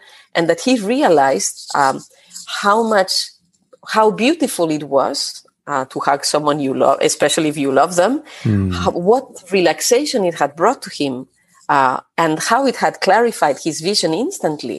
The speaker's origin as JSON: {"language": "English", "town": "Barcelona", "region": "Catalonia", "country": "Spain", "tie": "born or raised there", "also_born_or_lived": "France / Lille / Mexico", "moved": "as an adult", "lives_now": "Toulouse, France", "said": "I come from Spain. I was born in Barcelona. For the past 25 years plus, I have been mostly based in France."}